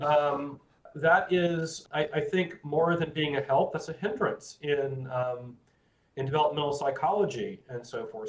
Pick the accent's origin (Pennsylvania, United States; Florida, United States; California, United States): Florida, United States; I grew up in Florida